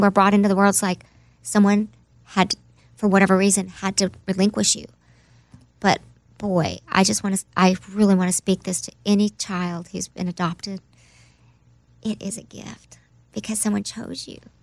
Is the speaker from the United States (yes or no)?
yes; Oklahoma, United States; moved away; also born or lived in New York; I'm from Oklahoma, so that's my home